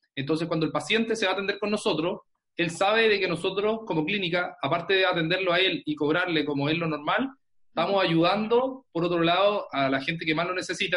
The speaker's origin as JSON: {"language": "Spanish", "town": "Concepción", "region": "Biobío", "country": "Chile", "said": "soy de Concepción, de Chile."}